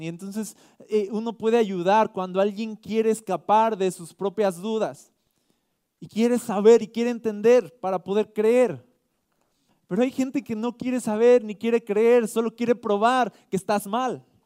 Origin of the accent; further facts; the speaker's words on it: Mexico; nosotros somos mexicanos